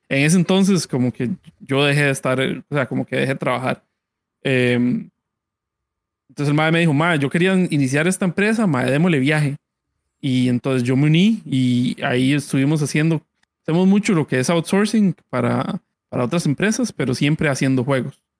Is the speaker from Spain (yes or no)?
no; Costa Rica; Bueno, Sun Entertainment somos unos desarrolladores costarricenses de juegos.